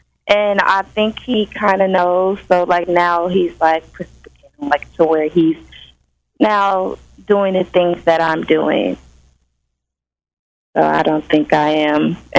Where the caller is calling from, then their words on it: California, United States; I'm calling from California.